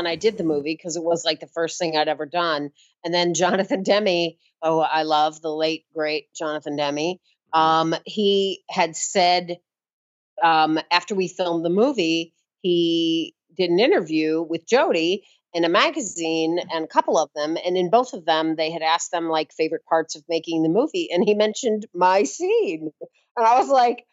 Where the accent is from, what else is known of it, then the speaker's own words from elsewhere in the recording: St. Louis, Missouri, United States; moved away as an adult; now in New York, United States; So St. Louis, Missouri, born and raised